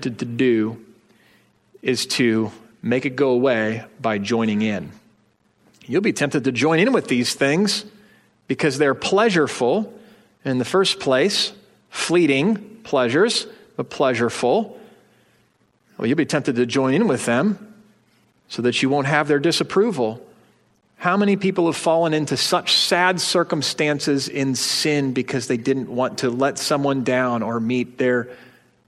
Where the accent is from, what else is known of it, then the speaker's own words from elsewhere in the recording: United States; as energetic American citizens